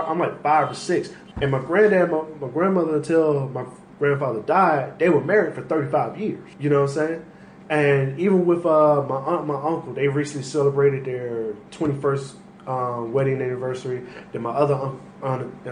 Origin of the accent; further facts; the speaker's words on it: Jacksonville, Florida, United States; I'm from Jacksonville